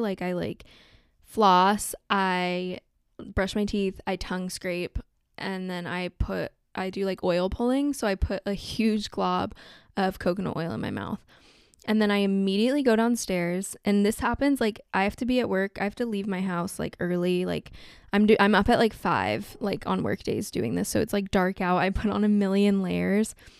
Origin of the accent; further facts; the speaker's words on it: Southern California, United States; growing up in Southern California